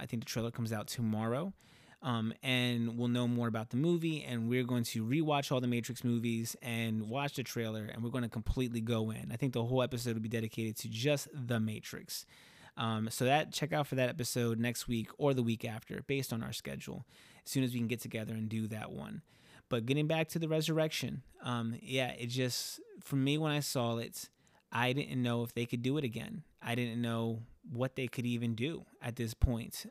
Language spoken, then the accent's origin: English; Camden, New Jersey, United States; being from the city in, in Camden, right? I'm from New Jersey, I'm outside of Philadelphia